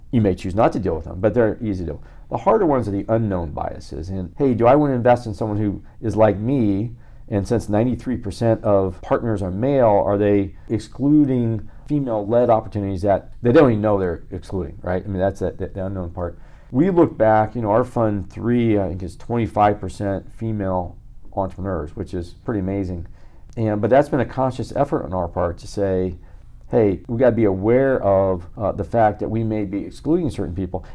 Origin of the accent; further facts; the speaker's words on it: Midwest, United States; now in Los Angeles, United States; I'm a formerly nice guy from Midwest. Well, I'm still from Midwest